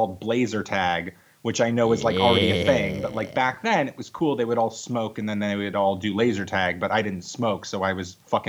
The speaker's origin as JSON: {"language": "English", "area": "Long Island", "region": "New York", "country": "United States", "tie": "born or raised there", "moved": "yes", "said": "I am from Long Island, New York. I grew up on Long Island, which is it's a great place to grow up."}